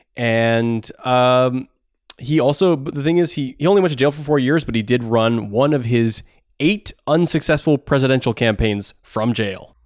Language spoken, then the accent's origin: English; Takoma Park, Maryland, United States; I grew up in Tacoma Park